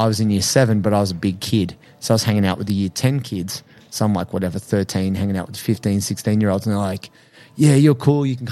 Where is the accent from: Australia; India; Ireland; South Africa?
Australia; Culturally, we're Australian.